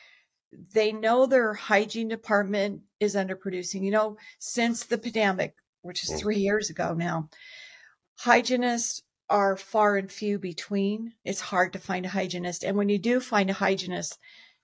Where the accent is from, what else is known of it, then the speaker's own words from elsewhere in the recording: Los Angeles, California, United States; I grew up in Los Angeles.